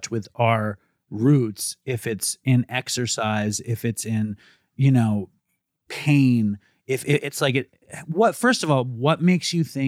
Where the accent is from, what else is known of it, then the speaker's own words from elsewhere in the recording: New York City, New York, United States; I was raised Jewish in Manhattan